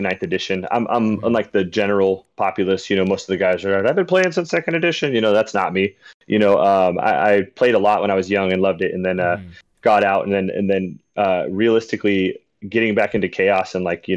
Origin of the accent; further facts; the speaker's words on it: San Diego, California, United States; I'm from the West Coast, San Diego, to be specific